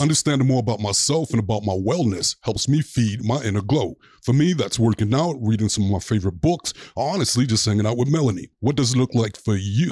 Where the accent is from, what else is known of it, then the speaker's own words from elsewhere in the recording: New York, United States; moved away; I'm from New York originally